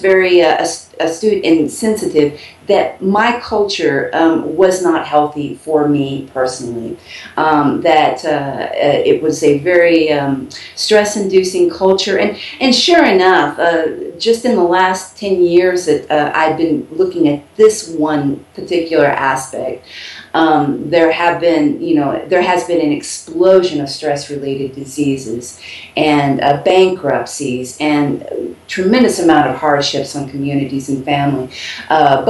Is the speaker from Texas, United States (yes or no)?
yes; Texas, United States; moved away as an adult; now in Cuenca, Ecuador; I'm actually from Texas